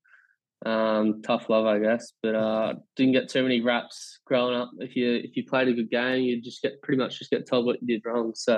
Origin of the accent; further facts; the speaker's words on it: Sydney, New South Wales, Australia; I grew up in the Northern Beaches in Collaroy